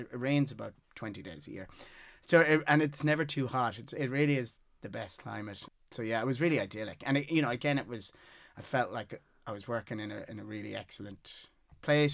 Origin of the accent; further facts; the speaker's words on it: Galway, Connacht, Ireland; also born or lived in Mayo; I was born in Mayo and moved up to Galway when I was six